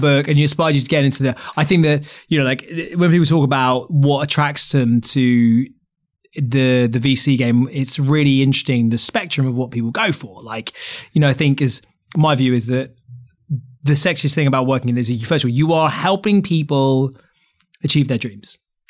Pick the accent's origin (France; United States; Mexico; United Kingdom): United Kingdom; England; I mean, look, I'm so English and ignorant about these things.